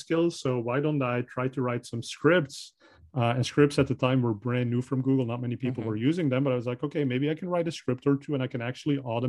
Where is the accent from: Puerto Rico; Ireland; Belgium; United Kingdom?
Belgium; English is a second language; moved away; I'm originally from Belgium, so I speak Dutch